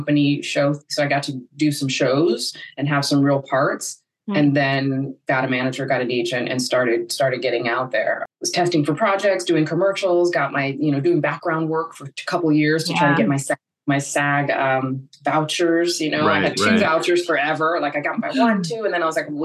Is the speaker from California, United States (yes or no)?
yes; Los Angeles, California, United States; also born or lived in South Orange County; I am born and raised in Los Angeles